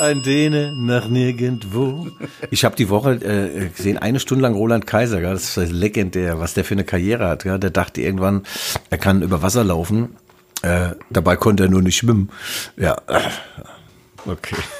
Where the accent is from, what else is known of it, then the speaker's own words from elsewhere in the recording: Germany; Darmstadt ist ja in der Nähe meiner Heimat.